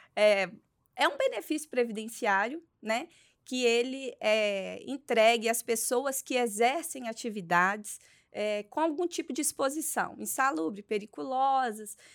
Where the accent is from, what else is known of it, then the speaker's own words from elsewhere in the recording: Belo Horizonte, Minas Gerais, Brazil; Eu sou de Belo Horizonte, Minas Gerais